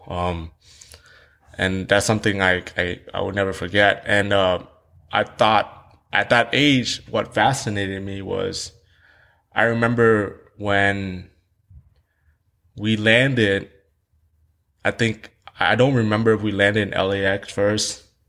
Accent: Houston, Texas, United States; English is a second language; also born or lived in Saigon, Vietnam; I grew up in Vietnam for eight years of my life. I, I grew up in a place called District Two. And in Vietnam, um, I, I, I live in the South Vietnam. I live in Saigon

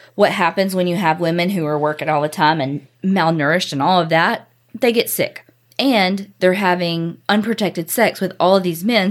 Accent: the South, United States; accent: southern; also born or lived in Houston; how i say stuff in Spanish with my southern accent

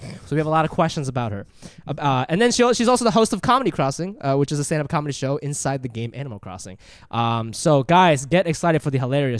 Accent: Japan; born there; I was born in Japan.

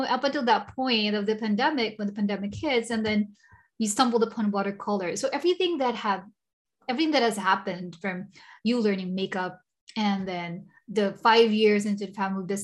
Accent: Singapore; I came from Singapore, she is in Singapore. So we're kind of talking about how, you know, we're both from tropical countries.

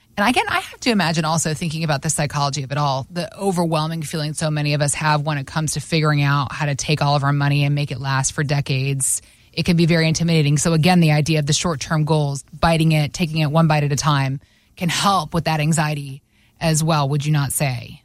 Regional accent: the South, United States; I grew up in the South, but my parents are from the Northeast

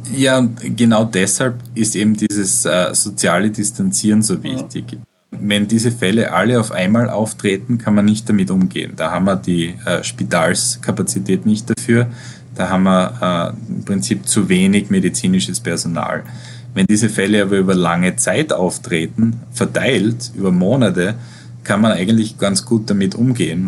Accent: Styria, Austria; moved away as an adult; also born or lived in Vienna, Austria; now in New York, United States; Ich komme aus, ich komme aus der Steiermark.

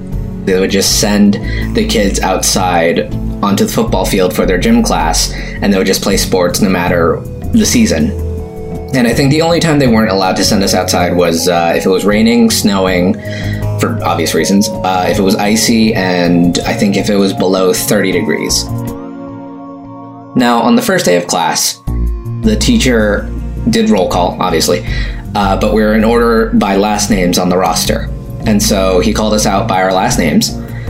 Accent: United States; Let me preface this story with I'm Chinese American.

